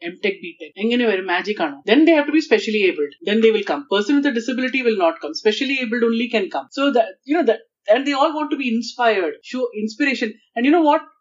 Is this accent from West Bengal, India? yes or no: no; Kerala, India; maybe because I'm from Kerala and uh, uh, Ayurveda is in my blood